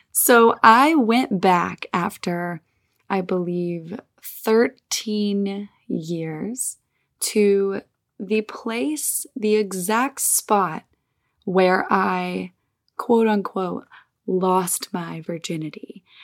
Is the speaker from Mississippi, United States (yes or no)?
yes; Olive Branch, Mississippi, United States; now in California, United States; I spent some time in my hometown in Olive Branch, Mississippi, good old Southern America.